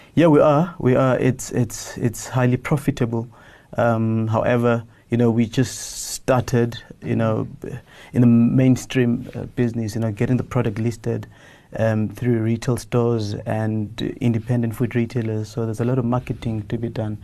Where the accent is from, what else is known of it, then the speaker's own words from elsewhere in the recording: Soweto, Gauteng, South Africa; I grew up in Soweto